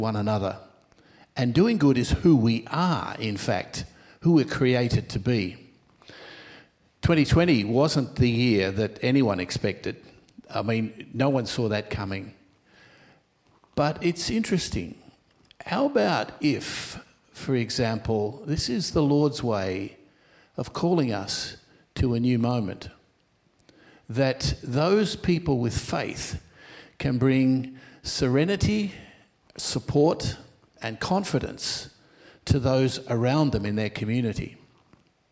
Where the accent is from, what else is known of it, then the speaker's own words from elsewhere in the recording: Melbourne, Victoria, Australia; also born or lived in Rome; I was born here in Melbourne, and I studied for ministry here in Melbourne